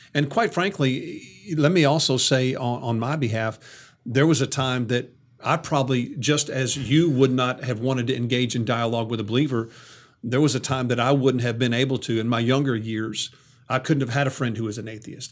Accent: the South, United States; growing up in the South

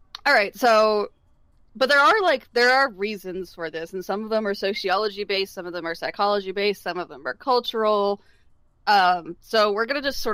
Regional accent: California, United States; I'm from California

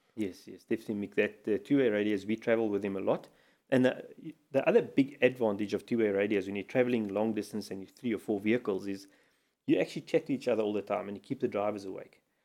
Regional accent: South Africa; as a South African traveling to Mozambique

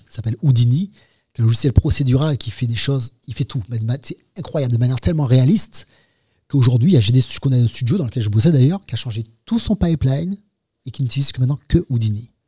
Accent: Martinique; nous, on est en Martinique, on est français

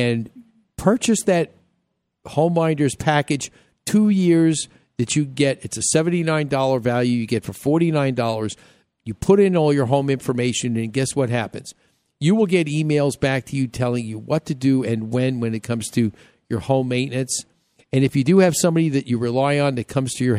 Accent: New York, United States; moved away; I grew up in New York

